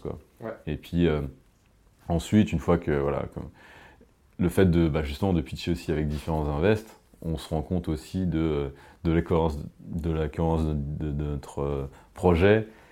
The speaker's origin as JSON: {"language": "French", "country": "France", "said": "on est français"}